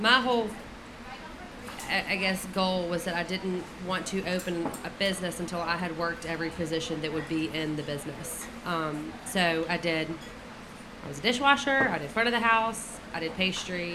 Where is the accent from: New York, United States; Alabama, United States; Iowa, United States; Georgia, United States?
Alabama, United States; Dothan; I grew up in Dothan